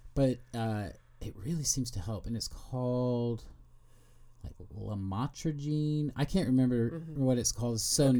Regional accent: Kansas City, Missouri, United States; I'm from Kansas City

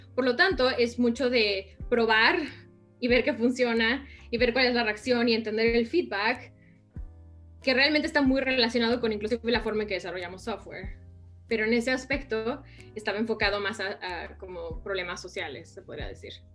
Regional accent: Mexico; moved away as an adult; also born or lived in New York, United States; now in United States; estaba yo en México estudiando diseño gráfico

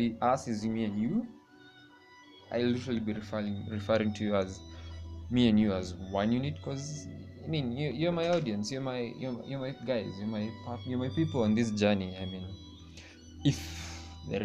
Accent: Kenya; I'm from Kenya

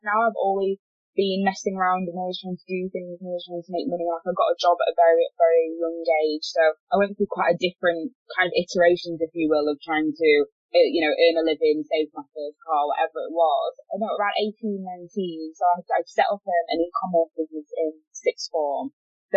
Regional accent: Yorkshire and the Humber, United Kingdom; moved away as an adult; now in Manchester, United Kingdom; I moved from Yorkshire where I'm born to Manchester

